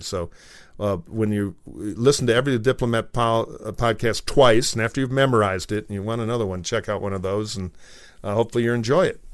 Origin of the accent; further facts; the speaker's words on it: Detroit, Michigan, United States; now in Los Angeles, United States; in Michigan where I grew up around Detroit